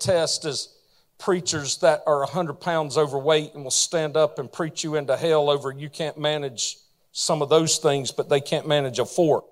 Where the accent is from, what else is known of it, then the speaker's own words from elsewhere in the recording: the South, United States; I'm from the South